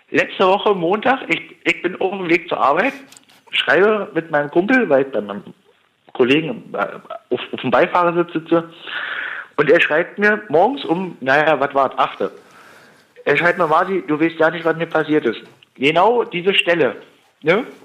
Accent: Berlin, Germany; Ich komme ursprünglich aus Berlin, da ist alles hektisch.

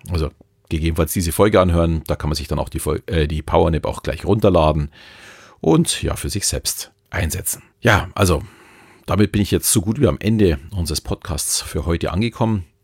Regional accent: Bavaria, Germany; Natürlich äh, Thomas als Berliner und ich als Bayer äh, auch ein bisschen anderen Dialekt.

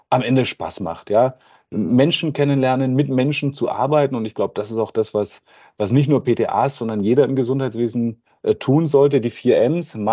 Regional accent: Bavaria, Germany; Ich bin auf dem Land aufgewachsen am Ammersee, da war immer schon viel mit Natur und ähm, wir waren wahrscheinlich eine der ersten äh, bayerischen äh, Kommunen mit den Grünen im, im, Gemeinderat

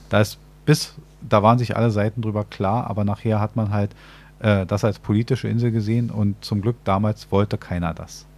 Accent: Berlin, Germany; als Berliner wissen wir das sehr genau

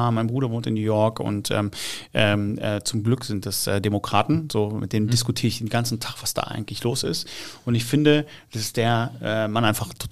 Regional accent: Dortmund, North Rhine-Westphalia, Germany; weil ich bin aus Dortmund

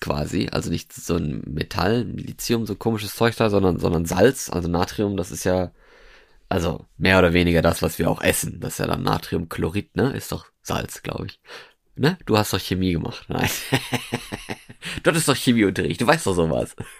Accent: Norway; moved away as an adult; now in Germany; Ich bin aus Norwegen. Beziehungsweise habe ich da gewohnt. Also ich bin da nicht geboren worden, aber ich habe da ja 13, 13 Jahre gewohnt.

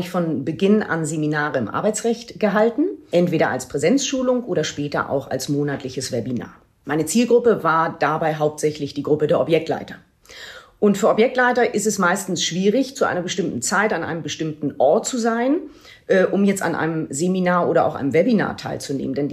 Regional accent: Lübeck, Schleswig-Holstein, Germany; Und ich habe dann 2007 die Möglichkeit erhalten, zurück in meine Heimatstadt Lübeck zu wechseln

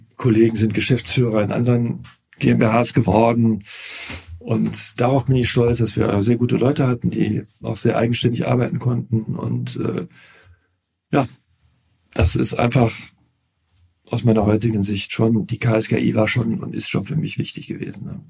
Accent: Cologne, North Rhine-Westphalia, Germany; ich bin Kölner, lebe seit meiner Geburt in Köln

